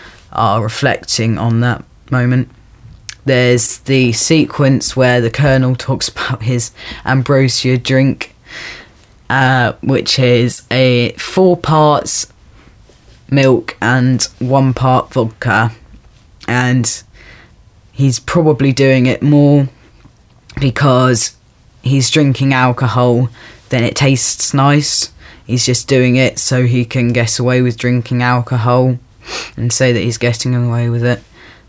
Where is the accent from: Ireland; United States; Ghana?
Ireland; Dublin, Leinster; I'm from Ireland. I'm from Dublin.